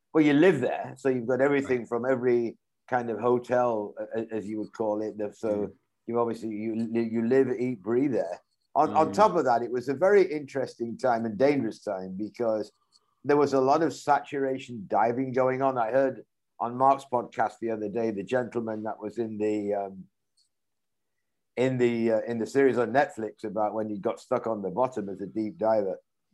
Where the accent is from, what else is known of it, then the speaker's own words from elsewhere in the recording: Leeds, Yorkshire and the Humber, United Kingdom; 1976, I'm actually from Leeds in Yorkshire.